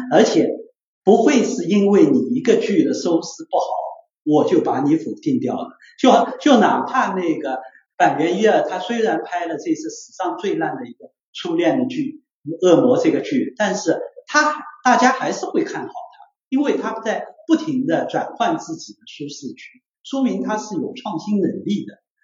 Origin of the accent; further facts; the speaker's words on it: China; 我们中国人